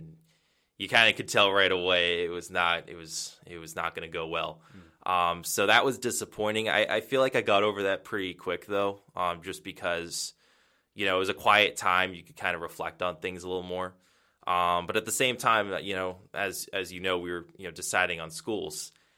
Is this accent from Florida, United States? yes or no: no; Milford, Massachusetts, United States; Yeah, so I grew up in New England. I'm from Massachusetts. It's from a town called Milford. It's about central Mass.